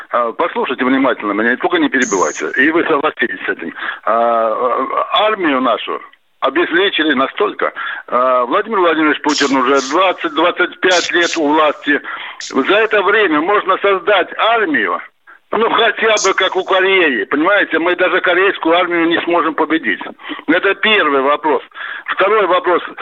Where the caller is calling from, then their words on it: Voronezh, Voronezh Oblast, Russia; Я звоню из Воронежа. Воронеж, Курск, Белгород, Брянск постоянно обстреливаются.